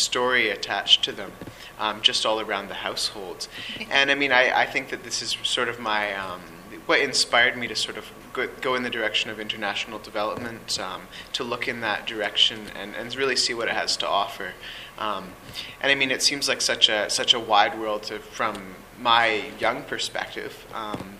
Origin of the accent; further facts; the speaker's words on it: Canada; I've been born and raised in Canada